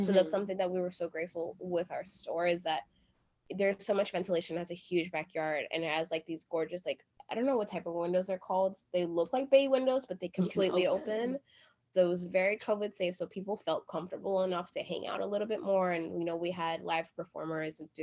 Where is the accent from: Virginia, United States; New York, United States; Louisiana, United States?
New York, United States; New York City; moved away as an adult; now in Brooklyn, United States; we are from Queens